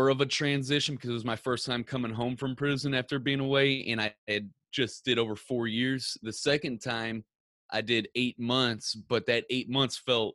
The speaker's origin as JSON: {"language": "English", "town": "Ferguson", "region": "Missouri", "country": "United States", "tie": "born or raised there", "said": "I grew up in Ferguson, Missouri."}